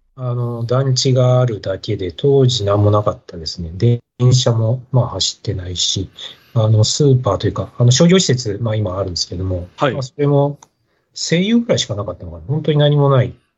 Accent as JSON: {"language": "Japanese", "town": "Nishitokyo", "region": "Tokyo", "country": "Japan", "tie": "born or raised there", "also_born_or_lived": "Saitama", "said": "もう東京なんです。あの、田舎とかなくてですね。はい。あの、東京と埼玉の本当境の今でいう、あの、西東京市ですね"}